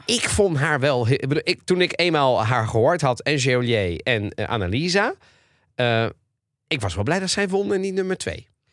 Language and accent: Dutch; Italy; ben Italiaans